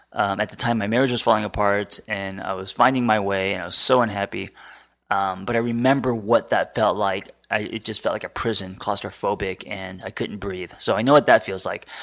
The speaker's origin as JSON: {"language": "English", "country": "United States", "said": "as an American."}